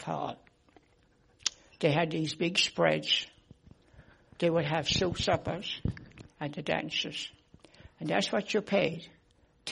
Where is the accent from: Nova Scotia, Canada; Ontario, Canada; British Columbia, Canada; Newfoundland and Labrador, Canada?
Newfoundland and Labrador, Canada; Pouch Cove; from Pooch Cove, raised down along the shore, but I'm living up the cove now